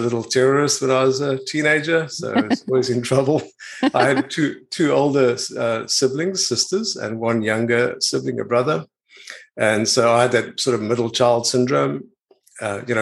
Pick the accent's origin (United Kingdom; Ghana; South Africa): South Africa; Pretoria, Gauteng; moved away as an adult; now in New Zealand; I was born in Pretoria and in South Africa in this in 1960